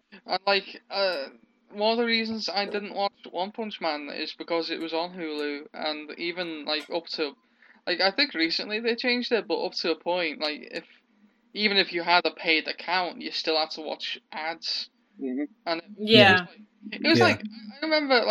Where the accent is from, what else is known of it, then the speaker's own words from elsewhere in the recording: England, United Kingdom; I grew up in England